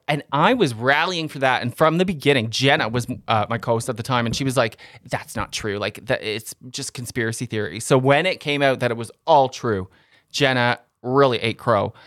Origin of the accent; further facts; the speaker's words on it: Canada; but Canadians